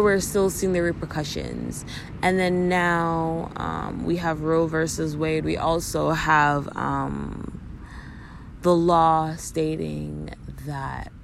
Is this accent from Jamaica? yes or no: no; Canada; As a Canadian